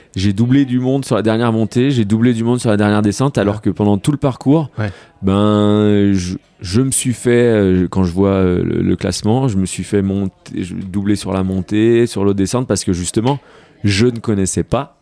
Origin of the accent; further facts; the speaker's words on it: Rennes, Brittany, France; now in Annecy, France; je suis breton, donc je suis de Rennes